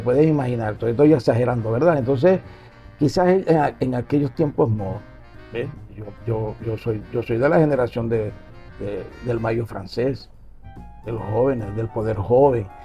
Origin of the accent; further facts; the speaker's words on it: Maracaibo, Zulia, Venezuela; Yo nací en el Zulia, soy del Saladillo y en la Flor del Zulia yo jugaba cuando niño